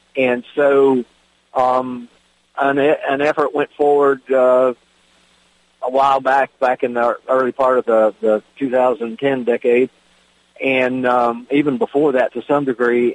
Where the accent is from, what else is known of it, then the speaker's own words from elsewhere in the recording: Virginia, United States; my home state of Virginia